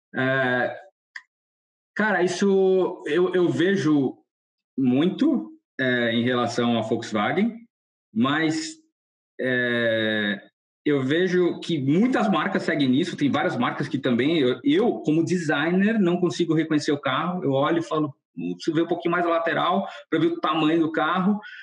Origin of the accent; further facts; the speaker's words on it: Brazil; first language Portuguese; moved away as an adult; Eu curto muito ter voltado para o Brasil